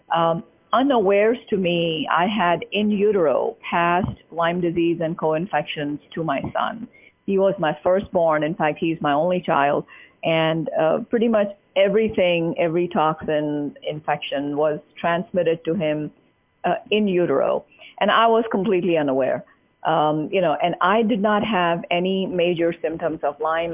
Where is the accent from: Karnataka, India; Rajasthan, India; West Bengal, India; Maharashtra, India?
Maharashtra, India; Mumbai; moved away as an adult; now in United States; growing up in Mumbai